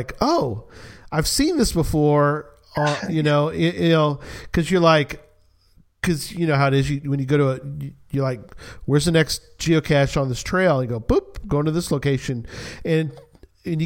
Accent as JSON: {"language": "English", "town": "San Antonio", "region": "Texas", "country": "United States", "tie": "born or raised there", "moved": "yes", "lives_now": "Dallas-Fort Worth, United States", "said": "I grew up in San Antonio"}